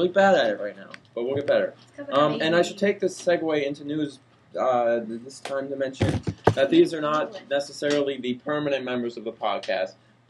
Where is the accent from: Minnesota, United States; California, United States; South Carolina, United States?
Minnesota, United States; Minneapolis; Oh no, they know I'm from Minneapolis. A lot of them know I'm from Minneapolis.